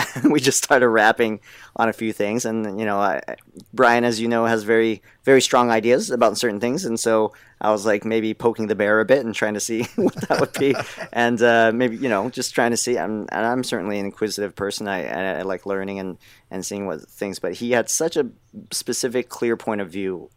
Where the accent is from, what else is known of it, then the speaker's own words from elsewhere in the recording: United States; I was born in the States